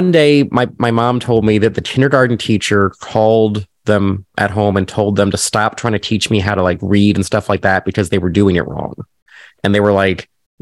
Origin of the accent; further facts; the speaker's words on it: Nebraska, United States; now in Chicago, United States; Grew up in Nebraska